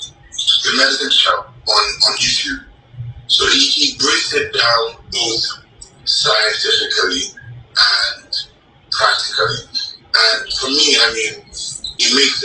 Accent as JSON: {"language": "English", "country": "Nigeria", "also_born_or_lived": "United States / Canada", "moved": "as an adult", "said": "I'm Nigerian, Igbo"}